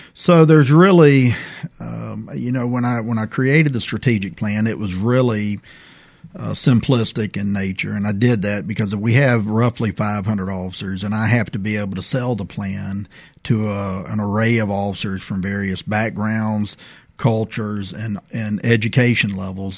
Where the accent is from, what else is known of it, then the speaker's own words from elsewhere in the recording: Prichard, Alabama, United States; I grew up in Pritchard, Alabama